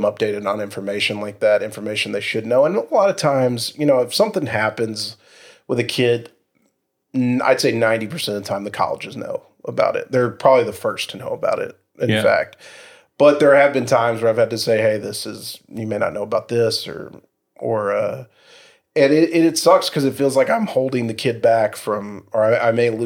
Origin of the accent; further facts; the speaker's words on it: Irving, Texas, United States; I grew up in South Irving